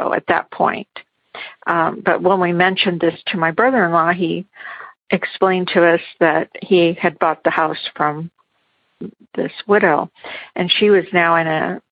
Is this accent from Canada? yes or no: no; Garden Grove, California, United States; We grew up in Garden Grove, California, and that's where his parents were, as well as my parents